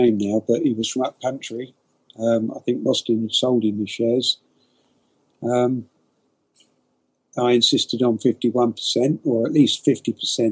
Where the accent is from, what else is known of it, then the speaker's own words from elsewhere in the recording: Poole, South West England, United Kingdom; also born or lived in Boscombe, Bournemouth; I was born in Boscombe Hospital, so I'm a local to where the football club was. One of five boys. Lived in Boscombe for 2 years, moved to Parkstone, and lived in Poole for the rest of my life.